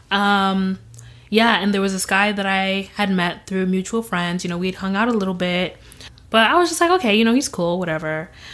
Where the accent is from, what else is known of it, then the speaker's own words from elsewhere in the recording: Grand Rapids, Michigan, United States; also born or lived in Zimbabwe; I was born in Zimbabwe and I was raised in Grand Rapids, Michigan